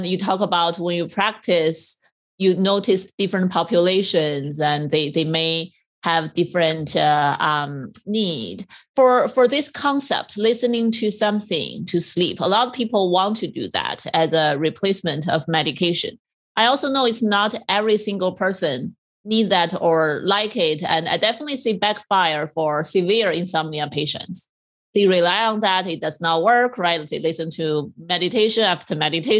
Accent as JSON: {"language": "English", "country": "China", "tie": "born or raised there", "moved": "as an adult", "lives_now": "United States", "said": "I came from China"}